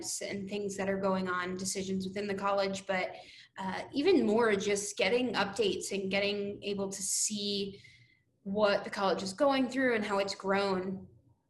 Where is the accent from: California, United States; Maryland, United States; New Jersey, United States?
New Jersey, United States; also born or lived in Bethlehem, Pennsylvania / New York City; I am from New Jersey originally, so wasn't too far from PA